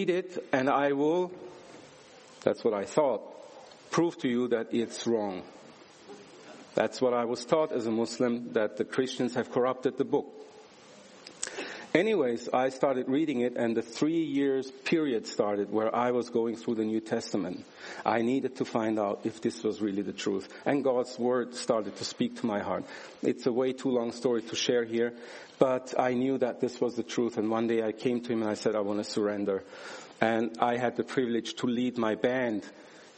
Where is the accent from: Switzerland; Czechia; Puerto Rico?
Switzerland; I was born and raised in Switzerland into a Turkish family